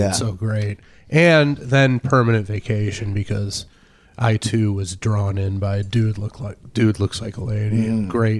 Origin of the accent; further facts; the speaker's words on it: Detroit, Michigan, United States; growing up in Detroit in the 70s